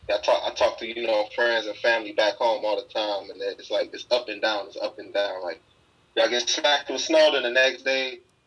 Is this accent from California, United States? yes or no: no; Cleveland, Ohio, United States; moved away as an adult; now in Los Angeles, United States; Cleveland born and raised. I grew up in the Huff neighborhood my whole life, pretty much. I moved over there when I was 4. I didn't leave until I moved to L.A., so I'm definitely Cleveland through and through.